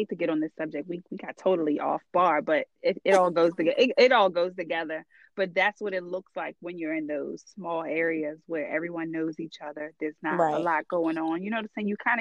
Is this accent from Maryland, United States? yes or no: yes; Charles County, then Calvert County, Maryland, United States; My parents, we grew up in Charles County.